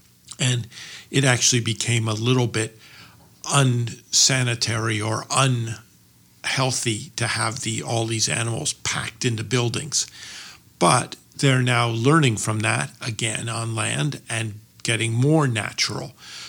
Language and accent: English; Cambridge, Massachusetts, United States; Cambridge, Massachusetts.